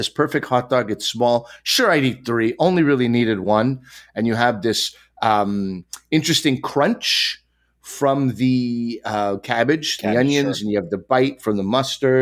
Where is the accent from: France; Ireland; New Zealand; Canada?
Canada; Quebec; Growing up in Quebec